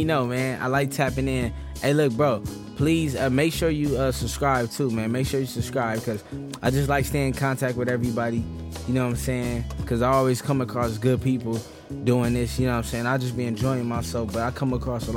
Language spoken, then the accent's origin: English; Los Angeles, California, United States; I'm from the West Coast. I'm from L.A.